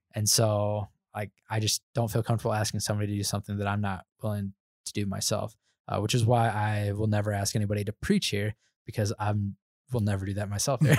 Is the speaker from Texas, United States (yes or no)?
no; Indiana, United States; moved away as an adult; now in Denver, United States; I was born and raised in Indiana, never, never moved outside of going to Costa Rica